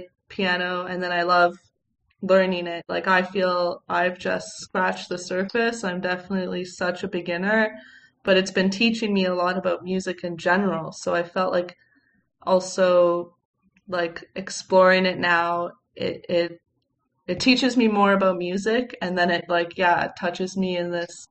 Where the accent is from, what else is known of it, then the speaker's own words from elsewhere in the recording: Canada; growing up in Canada